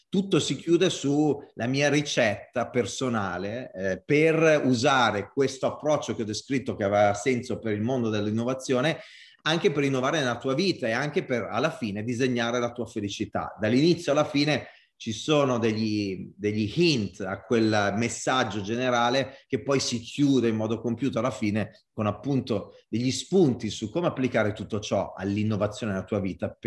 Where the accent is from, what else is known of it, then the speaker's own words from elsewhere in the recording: Italy; accent: Italian; vulcanicità, l'italiana, col mio accento, col mio body language, è tutto connesso in un unico mix.